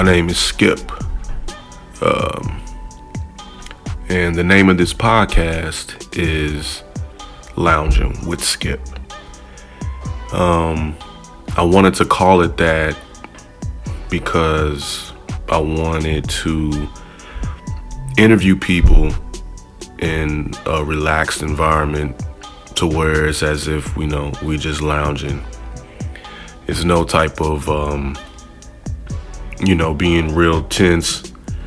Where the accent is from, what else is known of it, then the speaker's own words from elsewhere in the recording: St. Louis, Missouri, United States; moved away as an adult; now in Los Angeles, United States; I'm from St. Louis, Missouri. I moved out to LA almost 8 years ago